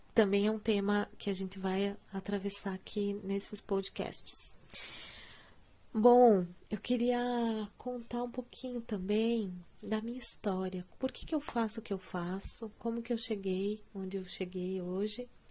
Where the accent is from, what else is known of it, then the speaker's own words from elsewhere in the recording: Curitiba, Paraná, Brazil; eu sou curitibana